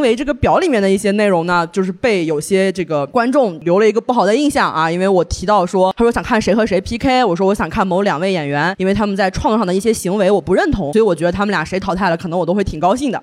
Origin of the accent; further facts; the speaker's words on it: Xinjiang, China; 但是我是新疆的高考状元